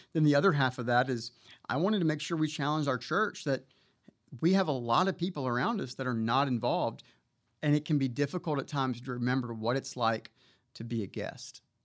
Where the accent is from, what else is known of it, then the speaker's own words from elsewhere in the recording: Mobile, Alabama, United States; moved away as an adult; now in McKinney, Texas, United States; I was born and raised in Mobile, Alabama